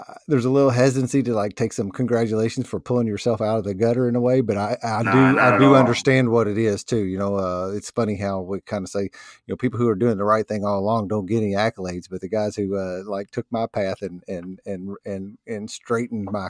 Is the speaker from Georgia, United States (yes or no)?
no; New Albany, Indiana, United States; I was born in New Albany, Indiana, which is basically a suburb of Louisville, Kentucky